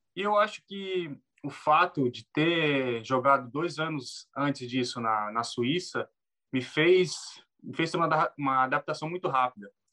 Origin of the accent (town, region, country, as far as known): Brazil; moved away as an adult; now in Finland